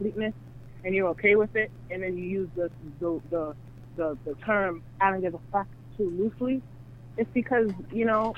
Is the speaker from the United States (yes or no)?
yes; Long Island, New York, United States; I'm from Long Island, New York